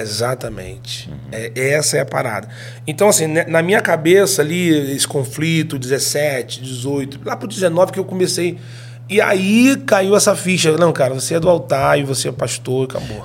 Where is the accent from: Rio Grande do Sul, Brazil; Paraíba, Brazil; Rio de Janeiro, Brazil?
Rio de Janeiro, Brazil; also born or lived in Espírito Santo; nós somos do Rio de Janeiro